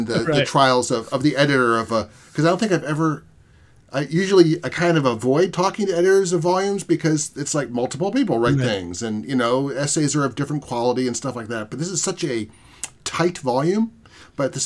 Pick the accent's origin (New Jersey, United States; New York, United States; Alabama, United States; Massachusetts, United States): New Jersey, United States; I grew up in South Jersey.